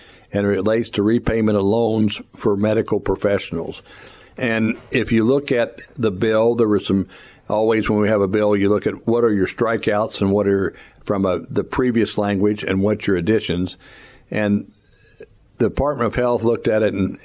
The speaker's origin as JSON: {"language": "English", "town": "Mexico", "region": "Missouri", "country": "United States", "said": "I'm from Mexico"}